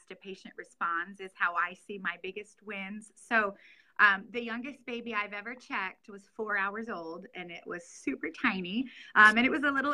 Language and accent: English; Norfolk, Nebraska, United States; also born or lived in Lincoln, Nebraska; I'm from Norfolk, Nebraska, which is where I currently practice. I was born in Lincoln, Nebraska